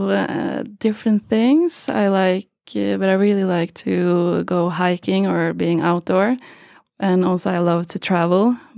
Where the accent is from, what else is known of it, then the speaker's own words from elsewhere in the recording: Geilo, Buskerud, Norway; also born or lived in Trondheim, Norway; I'm from Norway, a small place called Geilo in the mountains